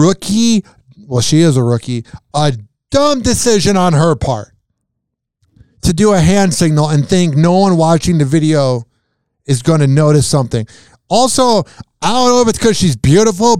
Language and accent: English; Chicago, Illinois, United States; moved away; I'm from Chicago